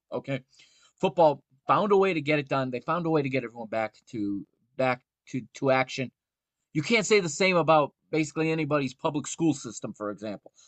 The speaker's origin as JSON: {"language": "English", "country": "United States", "tie": "born or raised there", "said": "I grew up here in the United States watching football"}